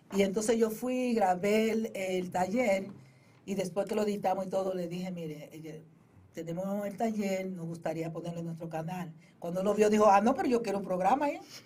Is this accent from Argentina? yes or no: no; Boca Chica, Distrito Nacional, Dominican Republic; now in New York, United States; yo soy de Boca Chica, primeramente me decís, decir, yo soy de Boca Chica